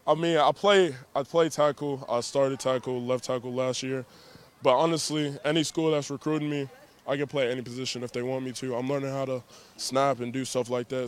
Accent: Dallas, Texas, United States; also born or lived in Louisiana; I grew up in the Dallas, Texas area, stuff like that, also Louisiana.

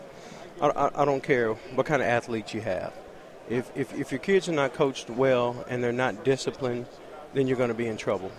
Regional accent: DeSoto, Texas, United States; my hometown

